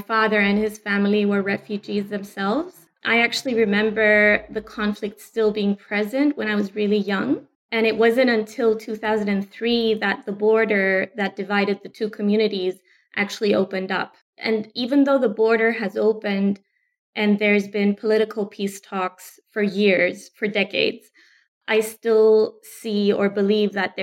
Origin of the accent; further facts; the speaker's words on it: Cyprus; I'm from Cyprus, but I'm also half Austrian.